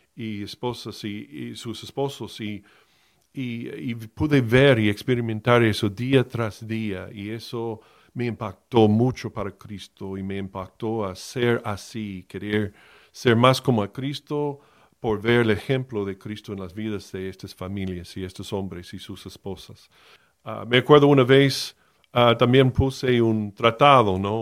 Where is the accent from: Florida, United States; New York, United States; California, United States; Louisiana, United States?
Florida, United States; Miami; moved away as an adult; Yo fui criado en Miami, nací en Miami de la Florida, en, del estado de Florida, en los Estados Unidos, hasta los dieciocho años